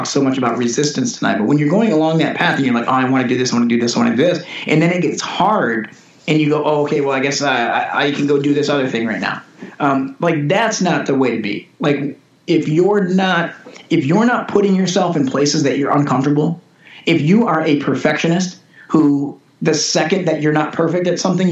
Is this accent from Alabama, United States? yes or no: no; Detroit, Michigan, United States; moved away as an adult; now in Los Angeles, United States; I'm from Metro Detroit. I grew up, you know, kind of Detroit for a long time